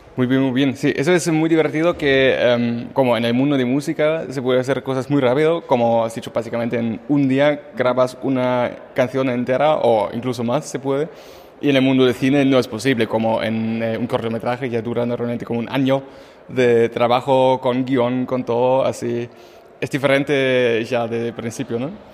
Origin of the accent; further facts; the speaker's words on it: Germany; Spanish is a second language; moved away; yo como alemán